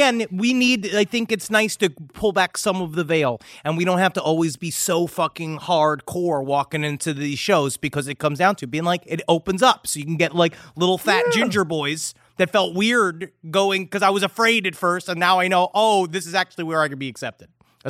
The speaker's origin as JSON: {"language": "English", "town": "Toronto", "region": "Ontario", "country": "Canada", "said": "I am from Toronto, Canada, home of the world's first Garfield-themed restaurant, Garfield Eats."}